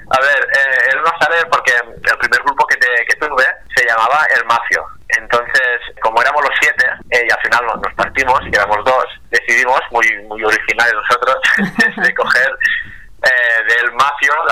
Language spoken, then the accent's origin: Spanish; Tortosa, Catalonia, Spain; de nuestro pueblo, somos de, de Tortosa, Tarragona